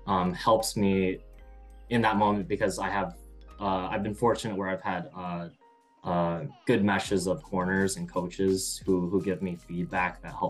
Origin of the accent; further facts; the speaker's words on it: Iowa, United States; So I moved here from Iowa, and, in Iowa, we generally had like 4 classes like per week at my older gym